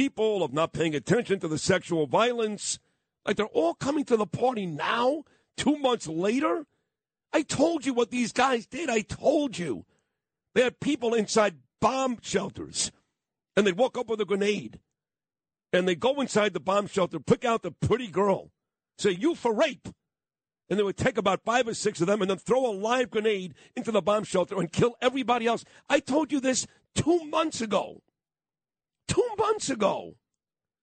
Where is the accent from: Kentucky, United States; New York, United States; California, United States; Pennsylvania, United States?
New York, United States; New York City; I'm a kid from Brooklyn